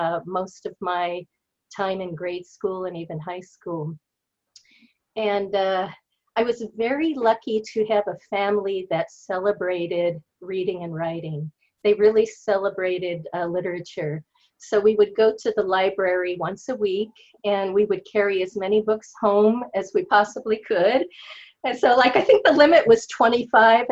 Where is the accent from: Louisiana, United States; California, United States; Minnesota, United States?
California, United States; Pasadena; I grew up in Pasadena, California